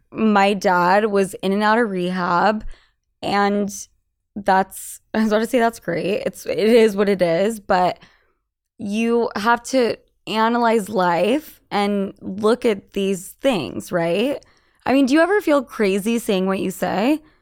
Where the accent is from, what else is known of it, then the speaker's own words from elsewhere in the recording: Utah, United States; I was born in Utah and family Mormon